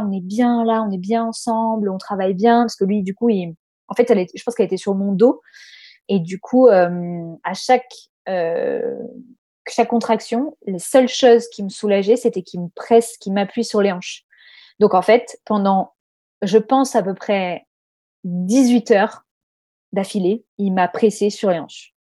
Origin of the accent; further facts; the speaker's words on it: Corsica, France; now in Australia; on est de Corse